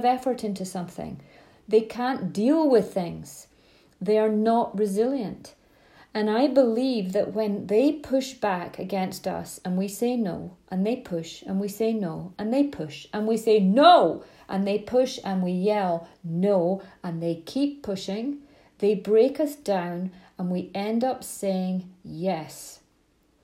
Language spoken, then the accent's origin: English; Scotland, United Kingdom; I grew up in Scotland, long summer evenings